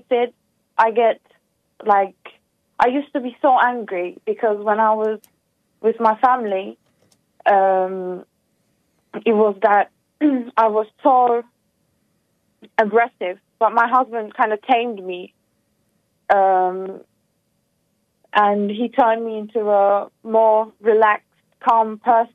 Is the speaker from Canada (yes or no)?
no; Turkey; I'm from Turkey, but I'm actually my originals are from Macedonia, Balkan, and Greece